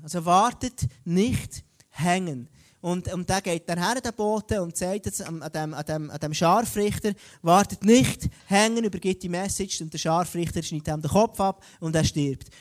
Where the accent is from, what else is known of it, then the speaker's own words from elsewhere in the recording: Switzerland; bei uns in Europa, in der Schweiz